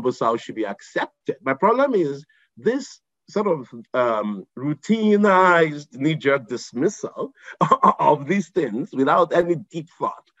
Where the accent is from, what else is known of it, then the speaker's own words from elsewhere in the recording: Igbo Nigerian, Igboland, Nigeria; who's Igbo Nigerian like me